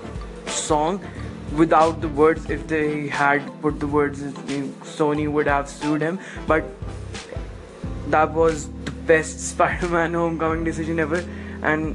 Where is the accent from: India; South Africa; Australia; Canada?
India; In India, I'm an Indian